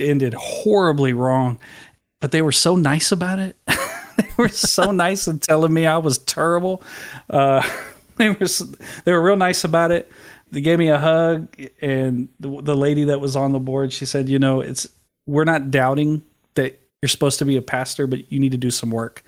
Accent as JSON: {"language": "English", "town": "San Antonio", "region": "Texas", "country": "United States", "tie": "born or raised there", "said": "I was born in San Antonio, Texas."}